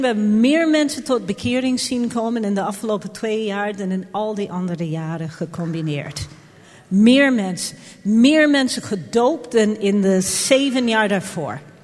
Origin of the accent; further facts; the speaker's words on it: Jamaica; now in Netherlands; Ik ben op Jamaica geboren